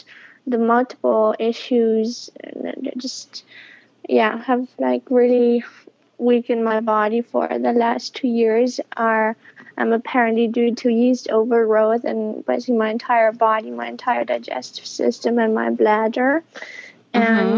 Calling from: Berlin, Germany; I'm calling from Berlin, Germany.

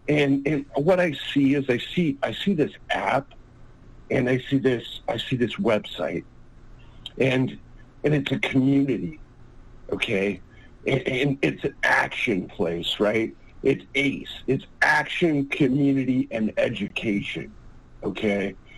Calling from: California, United States; from... I'm calling from California.

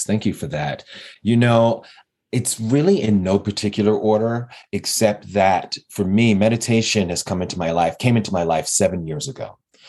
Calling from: Denver, Colorado, United States; I am calling in from Denver, Colorado

